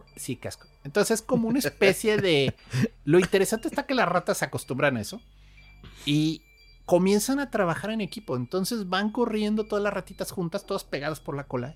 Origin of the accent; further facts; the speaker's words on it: Querétaro, Mexico; moved away; also born or lived in Nogales; yo crecí en Querétaro